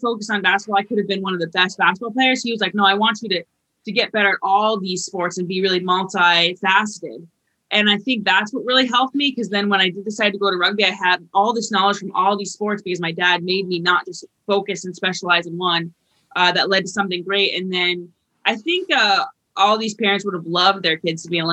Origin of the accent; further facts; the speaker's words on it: Vermont, United States; I came from Vermont